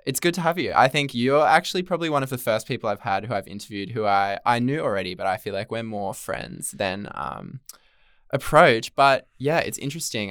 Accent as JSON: {"language": "English", "area": "Central Coast", "region": "New South Wales", "country": "Australia", "said": "I'm actually from the Central Coast"}